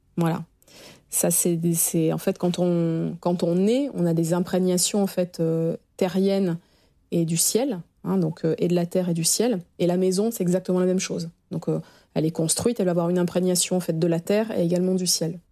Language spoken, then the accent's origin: French; Arcachon, Nouvelle-Aquitaine, France; moved away as an adult; now in Paris, France; je suis originaire d'Arcachon, donc quand je suis arrivée à Paris il y a 20 ans